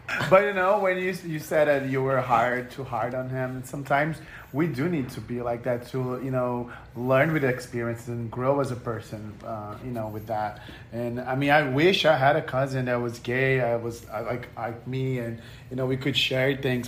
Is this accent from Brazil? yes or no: yes; Brazil; English is a second language; now in United States; I'm from Brazil, and when I moved to America